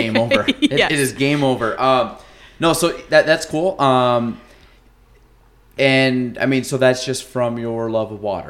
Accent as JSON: {"language": "English", "country": "United States", "tie": "born or raised there", "said": "I grew up on Lake Champlain, like in mm-hmm. the summers and stuff"}